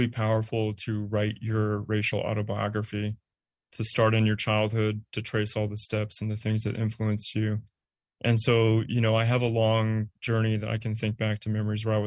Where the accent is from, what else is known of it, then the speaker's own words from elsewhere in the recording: Bay Area, California, United States; moved away; also born or lived in Arizona; I'm from the Bay Area